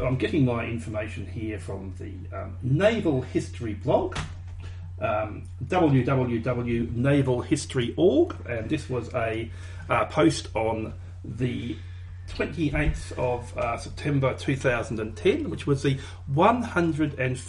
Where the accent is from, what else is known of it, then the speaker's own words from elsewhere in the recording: Australia; we're Australian